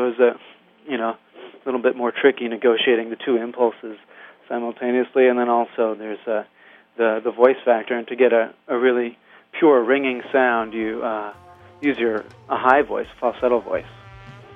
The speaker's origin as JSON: {"language": "English", "region": "Vermont", "country": "United States", "tie": "born or raised there", "moved": "yes", "lives_now": "New York, United States", "said": "I was raised there in Vermont."}